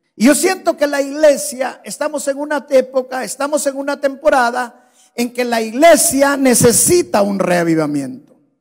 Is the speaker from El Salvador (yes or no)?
yes; El Salvador; moved away; En mi país hay un valle que es el valle de jiboa es un valle precioso.